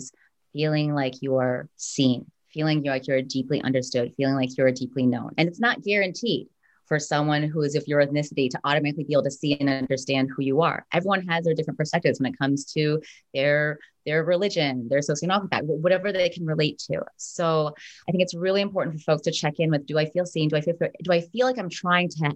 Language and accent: English; United States; I was born here. I'm American